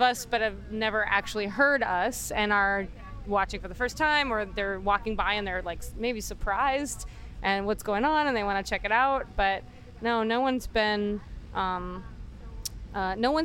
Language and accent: English; Baltimore, Maryland, United States; We're from Baltimore, So East Coast